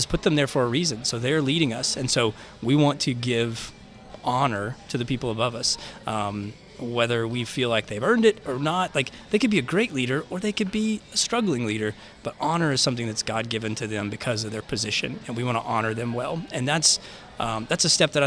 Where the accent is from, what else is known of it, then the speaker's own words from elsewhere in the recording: Little Rock, Arkansas, United States; moved away; born and raised in Little Rock